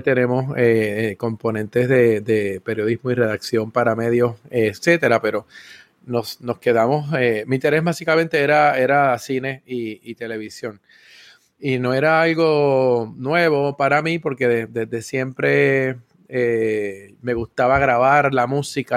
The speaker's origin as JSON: {"language": "Spanish", "town": "San Juan", "country": "Puerto Rico", "tie": "born or raised there", "also_born_or_lived": "Río Piedras / Carolina / Trujillo Alto", "said": "Y nací en, Río Piedras, o sea que yo soy del área metro y todo el tiempo me he criado en la zona de Cupey"}